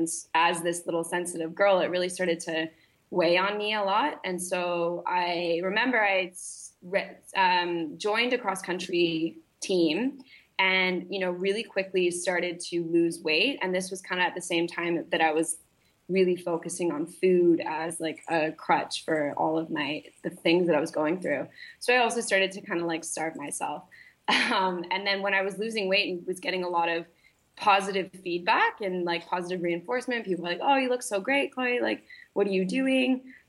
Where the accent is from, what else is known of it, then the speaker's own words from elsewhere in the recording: Malaysia; Yeah. So, I grew up in Malaysia. So I was kind of like grew up very internationally. My dad is in oil and gas. So we moved around a lot when I was younger.